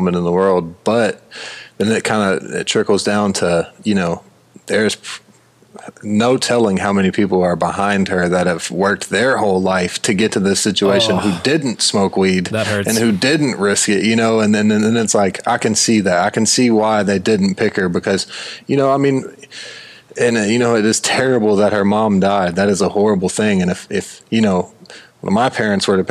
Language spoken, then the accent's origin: English; United States; an American guy from America